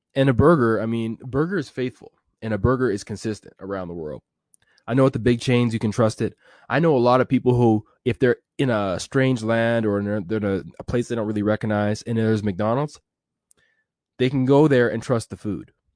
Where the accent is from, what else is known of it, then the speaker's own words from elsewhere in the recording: Edmonton, Alberta, Canada; I'm from Edmonton, Alberta